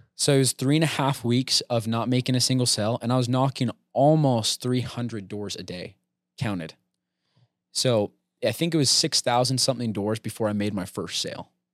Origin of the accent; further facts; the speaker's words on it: American Fork, Utah, United States; Born and raised in American Fork.